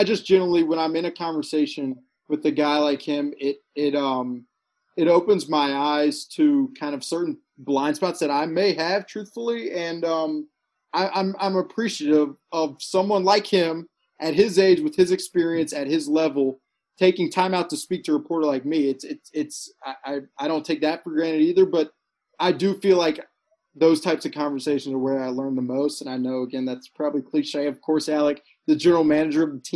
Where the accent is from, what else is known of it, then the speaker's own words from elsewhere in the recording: a suburb in Alabama, United States; moved away; I'm a guy from Alabama, a suburb in Alabama, who grew up playing baseball